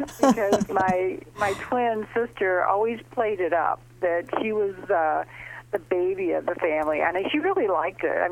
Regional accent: St. Louis, Missouri, United States; I live in St. Louis, and I grew up in St. Louis, and it's a nice Midwestern city

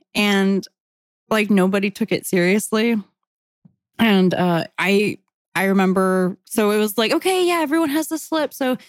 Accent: Hawaii, United States; now in Mississippi, United States; when I moved to Mississippi from Hawaii, people asked if we like wore shoes and lived in a grass hut on the beach.

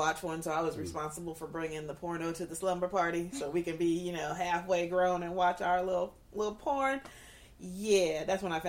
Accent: California, United States; now in Oklahoma City, United States; I'm born and raised in California

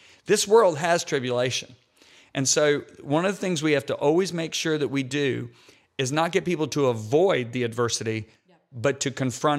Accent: Michigan, United States; I grew up in Michigan.

